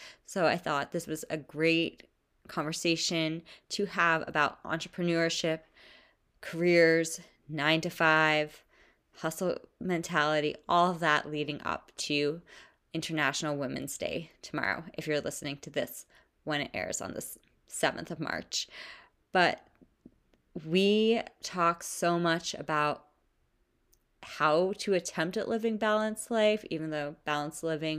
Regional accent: Bergen County, New Jersey, United States; I'm from New Jersey.

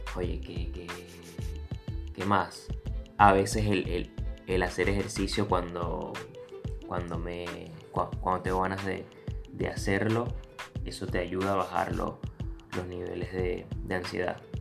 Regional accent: Venezuela; moved away as an adult; yo me vine de Venezuela hace 5 años

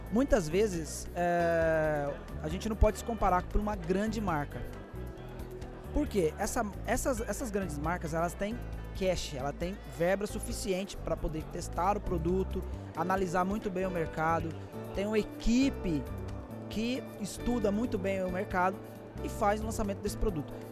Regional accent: Rio de Janeiro, Brazil; now in São Paulo, Brazil; Sou carioca, mas estou aqui em São Paulo gerenciando essa rede.

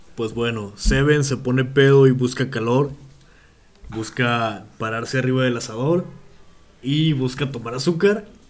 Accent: Monterrey, Nuevo León, Mexico; trabajé en teleperformance como buen regio.

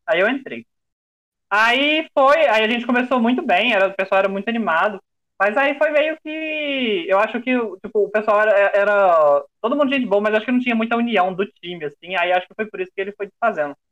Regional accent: Belo Horizonte, Minas Gerais, Brazil; eu tenho 27 anos, eu sou de BH

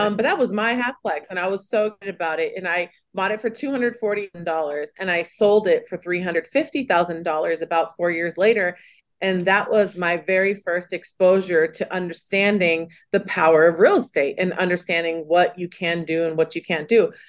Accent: California, United States; I'm from California, born and raised

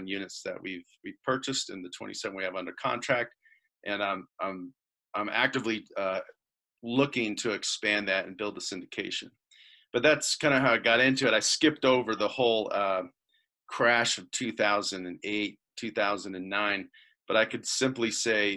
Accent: Indiana, United States; moved away as an adult; also born or lived in Colorado; we're from Midwest Indiana, you know, cornfields flat, no mountains

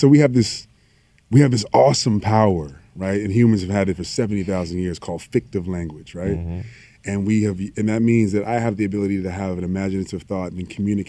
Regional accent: the South, United States; moved away; I come from the South.

